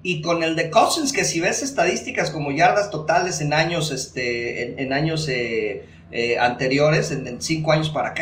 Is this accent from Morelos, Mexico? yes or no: no; State of Mexico, Mexico; nosotros somos del Estado de México